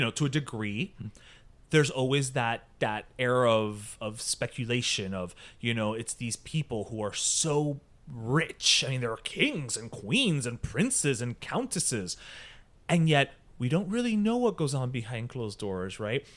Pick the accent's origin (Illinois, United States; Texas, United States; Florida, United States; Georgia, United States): Florida, United States; Miami; I'm from here